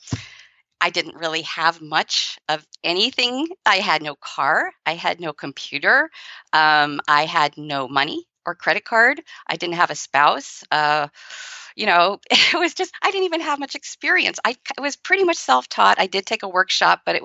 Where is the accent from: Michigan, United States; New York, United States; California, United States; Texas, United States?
California, United States; San Francisco; I grew up in San Francisco